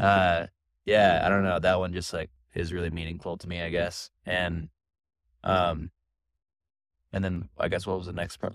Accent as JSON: {"language": "English", "town": "Portland", "region": "Oregon", "country": "United States", "said": "I'm from Portland, Oregon"}